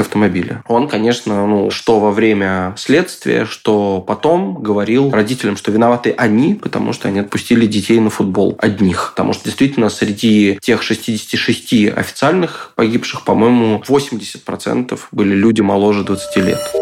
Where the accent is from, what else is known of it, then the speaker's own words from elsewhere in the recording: Moscow, Russia; я вырос э, в Лефортово